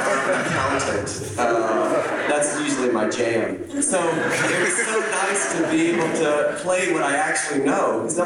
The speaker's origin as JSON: {"language": "English", "region": "East Texas", "country": "United States", "tie": "born or raised there", "also_born_or_lived": "Louisiana / Austin, Texas", "said": "I grew up in East Texas. … My family's from Louisiana. But I also was the first person in my family to graduate from high school."}